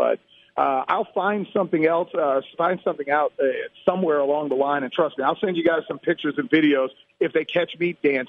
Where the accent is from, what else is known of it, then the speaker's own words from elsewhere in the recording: South Florida, United States; moved away as an adult; now in Atlanta, United States; I was born in South Florida. I spent 20-plus years there.